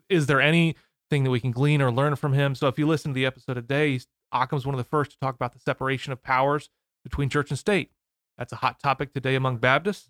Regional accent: Edwardsville, Illinois, United States; moved away; also born or lived in St. Louis, Missouri; I grew up in the Saint Louis area

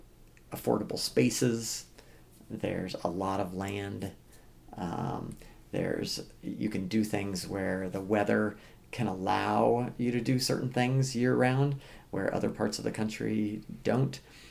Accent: Iowa, United States; now in Phoenix, United States; I grew up in Iowa

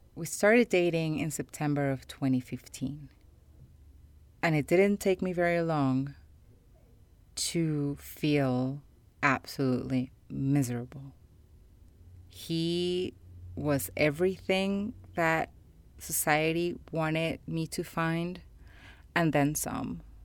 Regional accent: Cali, Valle del Cauca, Colombia; I was born in Colombia, more specifically in Cali, which is the third largest city in my country

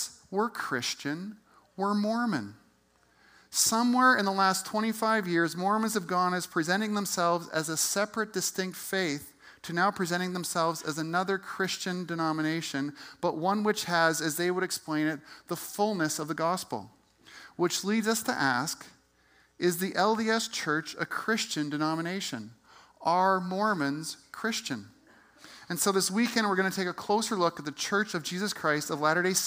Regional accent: Calgary, Alberta, Canada; I grew up in Calgary and went to Sir Henry Wisewood High School.

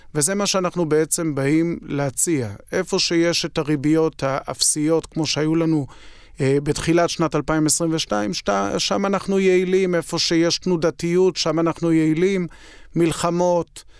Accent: Israel

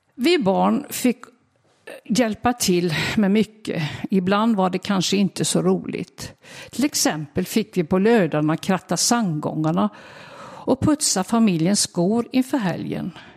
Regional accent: Vårgårda, Västra Götaland, Sweden; now in Ingarp, Sweden; Jag växte upp på en bondgård med många djur strax utanför samhället

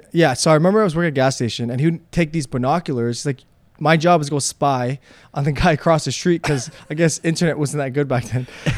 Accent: Toronto, Ontario, Canada; also born or lived in Slovakia / Hamilton / Unionville; then we moved to Toronto, Hamilton, Unionville, Toronto

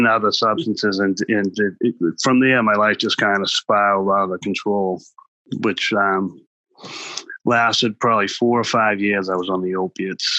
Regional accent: Boston, Massachusetts, United States; I grew up in Charlestown, which is a section of Boston.

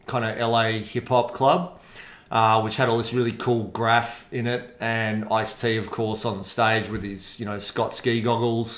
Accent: Melbourne, Victoria, Australia; I grew up out on the Hurstbridge, the famous, now famous, Hurstbridge line, I guess. Out in a place called Montmorency

